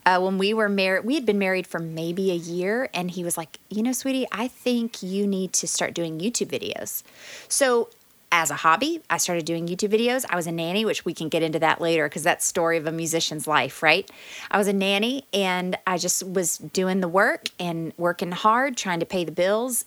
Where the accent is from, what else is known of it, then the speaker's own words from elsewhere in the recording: Texas, United States; moved away as an adult; also born or lived in Louisiana / Dallas, Texas; now in Edmond, United States; I grew up in Texas, but then we moved to Louisiana for a little while and we lived in a small town.